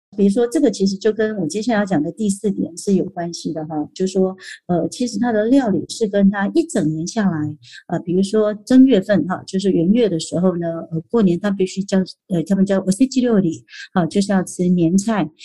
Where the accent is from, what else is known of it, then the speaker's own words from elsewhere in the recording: Taiwan; 我们台湾人